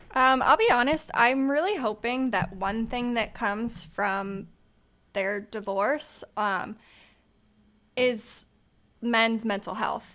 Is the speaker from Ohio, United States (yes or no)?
yes; Columbus, Ohio, United States; moved away as an adult; now in Cincinnati, United States; I am originally from Columbus, so this was a new city that I've lived in for the last five-ish years